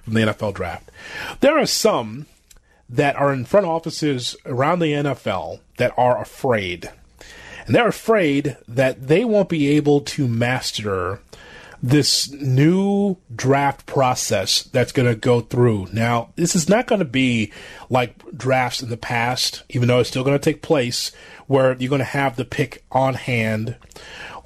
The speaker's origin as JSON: {"language": "English", "town": "Chicago", "region": "Illinois", "country": "United States", "said": "a Chicagoan, it has a little Chicago flavor"}